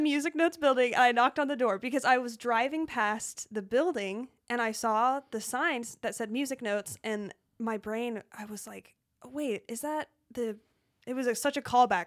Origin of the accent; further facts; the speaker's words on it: Colorado, United States; I grew up in Colorado